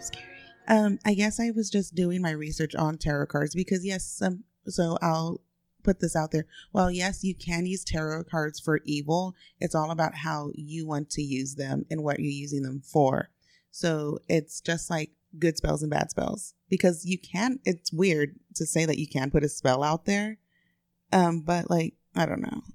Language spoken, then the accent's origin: English; Austin, Texas, United States; born and raised in Austin, Texas